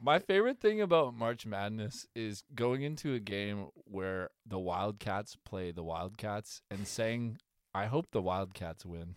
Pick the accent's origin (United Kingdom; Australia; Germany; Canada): Canada; as a Canadian